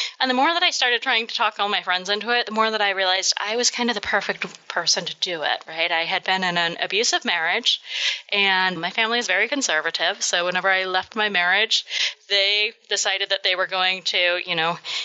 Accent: Kentucky, United States; I'm from Kentucky

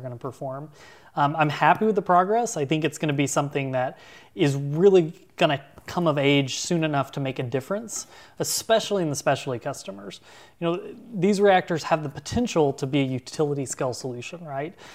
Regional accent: Arkansas, United States; at ten or fourteen years old growing up in Arkansas

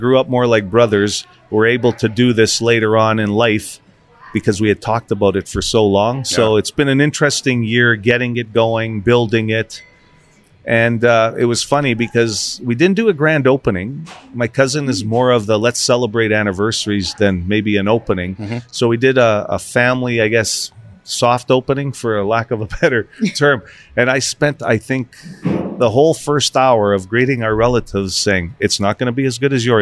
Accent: Winnipeg, Manitoba, Canada; I grew up in the West End and so did my cousin

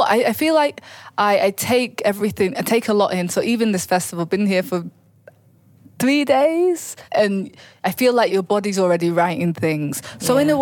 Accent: United Kingdom; Mine is because I'm British and we try to be like so like polite.

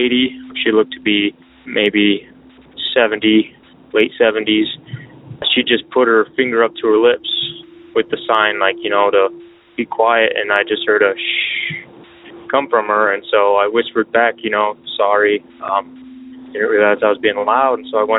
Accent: Southern Michigan, United States; I'm from Southern Michigan.

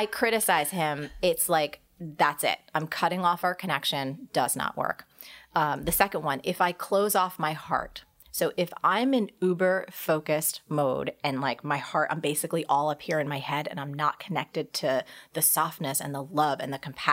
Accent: New Jersey, United States; I'm a girl from New Jersey

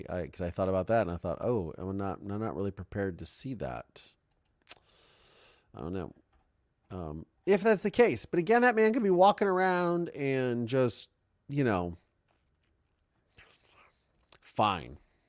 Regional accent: Canada; I'm so Canadian. I love the cold and snow, but not the ice.

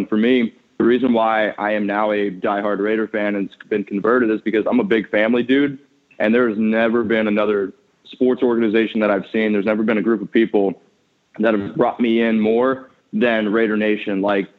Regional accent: Danville, Pennsylvania, United States; moved away as an adult; also born or lived in New Jersey / Germany / Boston; So I grew up in central Pennsylvania. It's a small town called Danville. Shout out to the 570.

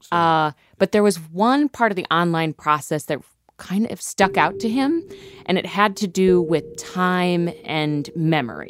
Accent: Ohio, United States; moved away; I'm from Ohio

